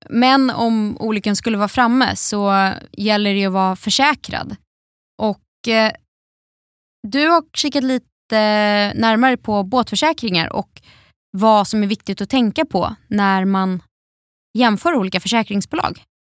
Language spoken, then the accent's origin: Swedish; Gothenburg, Västra Götaland, Sweden; som göteborgare